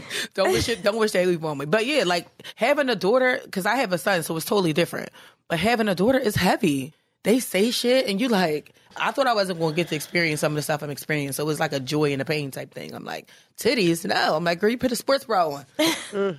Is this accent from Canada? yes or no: no; Philadelphia, Pennsylvania, United States; now in New York, United States; I'm from Philly